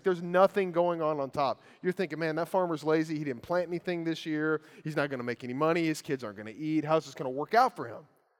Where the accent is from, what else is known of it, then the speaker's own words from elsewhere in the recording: Lawrenceburg, Kentucky, United States; The house I grew up in Lawrenceburg, Kentucky, on one side of it, there was a tobacco farm.